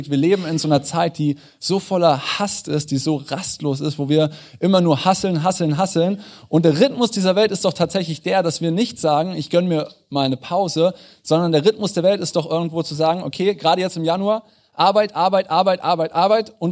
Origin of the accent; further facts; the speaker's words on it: Northern Germany, Germany; now in Munich, Germany; Ich bin vor fünf Jahren nach München gezogen. Ich bin kein Münchner Original. Äh, ich bin zugezogen aus dem Norden.